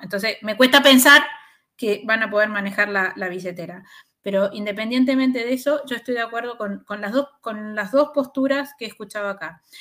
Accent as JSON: {"language": "Spanish", "country": "Chile", "said": "como chilenos"}